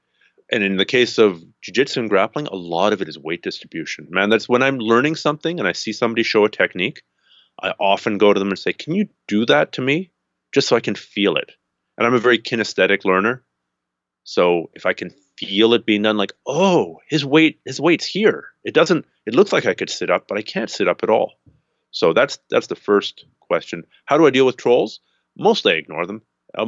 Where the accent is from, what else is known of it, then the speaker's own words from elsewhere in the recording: Canada; I'm Canadian.